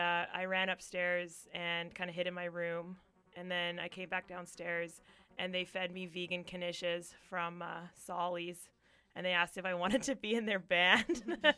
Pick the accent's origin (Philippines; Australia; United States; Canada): Canada; Calgary, Alberta; also born or lived in Aberdeen, Scotland; now in Vancouver, Canada; I grew up mostly in Calgary.